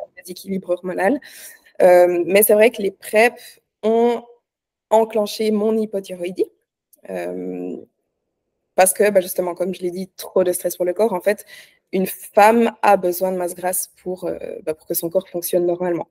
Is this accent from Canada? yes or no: no; Switzerland; je suis suisse, hein, pour ceux qui ne savent pas, j'habite en Suisse.